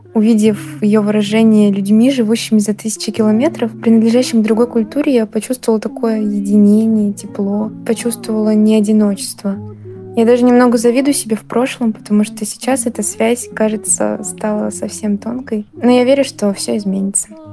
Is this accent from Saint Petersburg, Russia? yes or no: no; Voronezh, Voronezh Oblast, Russia; moved away as an adult; also born or lived in Moscow; я из Воронежа